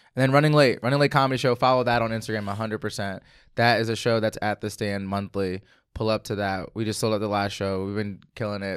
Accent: Philadelphia, Pennsylvania, United States; moved away as an adult; now in Los Angeles, United States; growing up in Philly

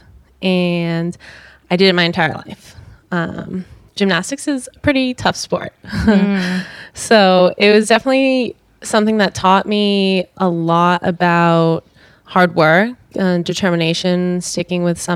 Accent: Arizona, United States; I was born and raised in Arizona by my mother.

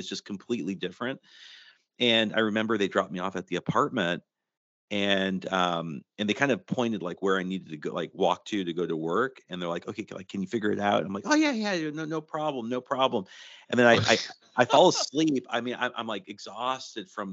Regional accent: Rancho Cucamonga, California, United States; moved away as an adult; also born or lived in Japan / San Diego; I'm from Rancho Cucamonga, California. it's not old stomping grounds.

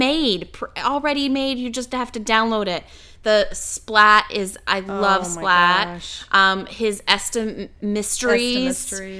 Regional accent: Canada; I'm Canadian.

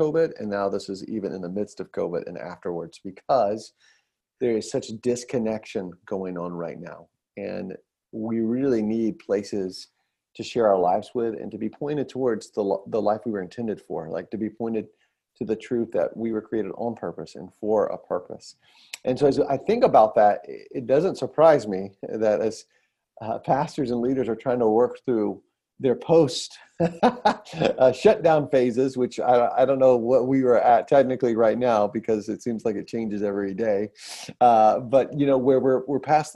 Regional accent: Atlanta, Georgia, United States; I'm from Atlanta

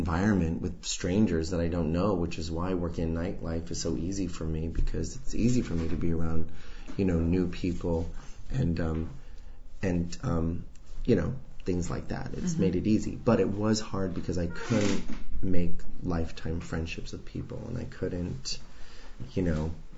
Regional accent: Santa Fe, New Mexico, United States; moved away as an adult; now in New York, United States; I grew up in Santa Fe, New Mexico.

